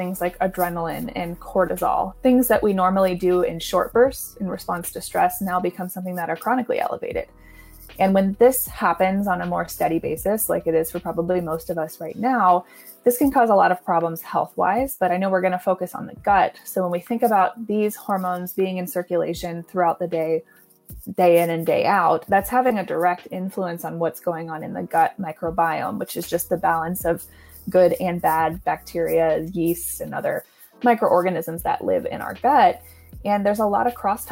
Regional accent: East Coast, United States; moved away as an adult; also born or lived in Virginia / St. Louis; now in California, United States; I'm actually from the East Coast, so my educational journey started back there

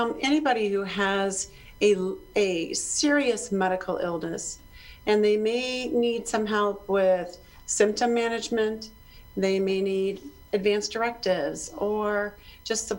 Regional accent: Chicago, Illinois, United States; now in South Dakota, United States; I'm originally from Chicago area

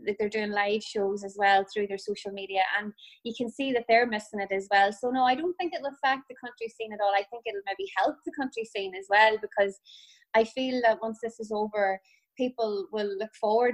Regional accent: County Tyrone, Northern Ireland, United Kingdom; now in Sligo, Ireland; I'm originally from Tyrone

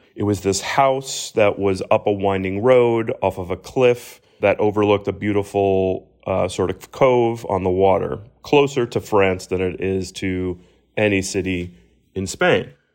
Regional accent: Miami, Florida, United States; watching Miami grow has been, you know, one of the, the proud sort of hometown feels for me

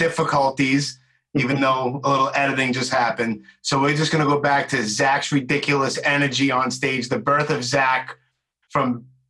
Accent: New York City, New York, United States; I'm from Brooklyn, so my English is just ridiculous too.

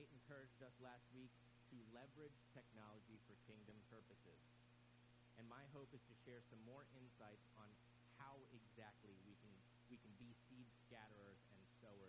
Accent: Virginia Beach, Virginia, United States; we grew up together in Virginia Beach, so I had the privilege of going to middle school, high school, and college with my friend Travis.

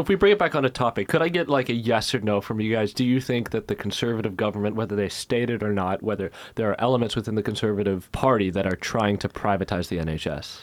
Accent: United States; now in United Kingdom; I am American

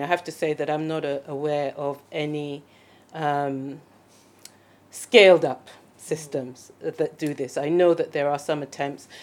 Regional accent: Sierra Leone; I'm from Sierra Leone, so I know the situation in my country very, very well

